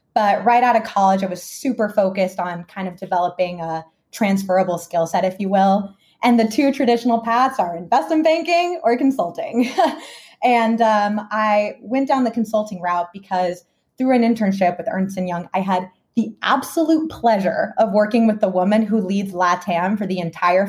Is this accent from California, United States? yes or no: no; Dallas, Texas, United States; also born or lived in Guadalajara, Mexico / Boston; I did move to the United States at a young age, and I grew up in Dallas, Texas